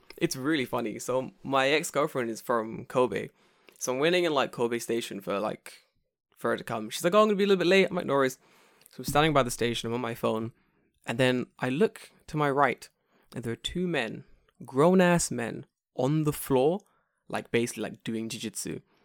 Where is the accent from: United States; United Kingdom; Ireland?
United Kingdom; England; I'm English